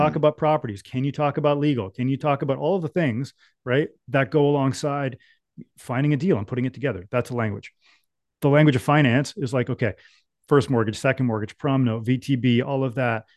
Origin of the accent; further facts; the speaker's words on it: Ontario, Canada; growing up in Ontario, I was a mechanic.